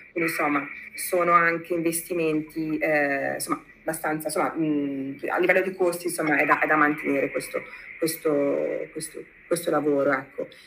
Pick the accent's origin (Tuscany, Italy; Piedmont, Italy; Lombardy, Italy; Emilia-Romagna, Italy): Emilia-Romagna, Italy; Modena; moved away as an adult; also born or lived in United States / Berlin; torno nel mio paese fondamentalmente, quindi a Modena, io sono, io sono modenese d'origine